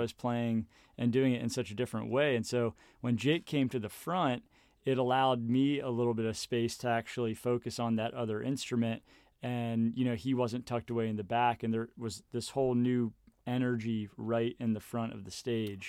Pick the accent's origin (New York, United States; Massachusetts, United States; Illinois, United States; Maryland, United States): Maryland, United States; Baltimore; moved away as an adult; now in Harrisonburg, United States; I grew up in Baltimore, Maryland